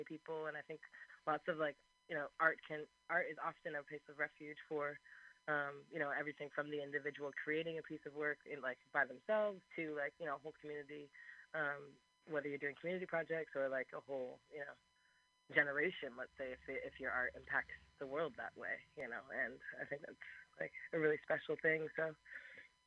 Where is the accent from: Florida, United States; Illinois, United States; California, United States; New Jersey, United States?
California, United States; San Francisco; also born or lived in London, United Kingdom; I'm from the Mission District. I was born and raised, you know, Mission